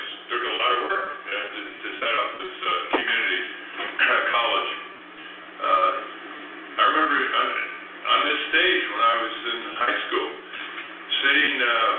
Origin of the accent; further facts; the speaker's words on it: Winsted, Connecticut, United States; moved away; Growing up in Winsted was really quite convenient.